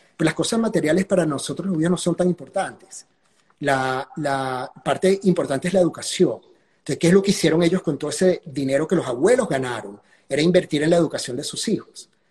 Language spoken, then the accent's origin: Spanish; Caracas, Capital District, Venezuela; yo crecí en la Florida